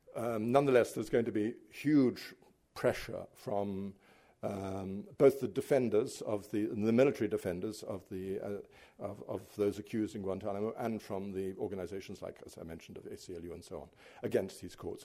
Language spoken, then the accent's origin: English; United Kingdom; as a British writer